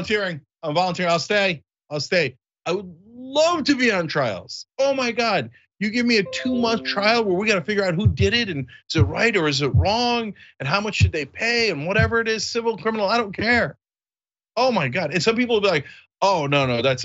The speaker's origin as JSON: {"language": "English", "region": "New Jersey", "country": "United States", "tie": "born or raised there", "moved": "as an adult", "lives_now": "Los Angeles, United States", "said": "when we were growing up in New Jersey"}